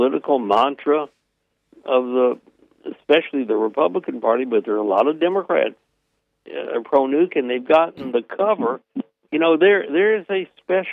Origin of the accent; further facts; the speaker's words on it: Tennessee Valley, United States; now in Washington, D.C., United States; I come from the Tennessee Valley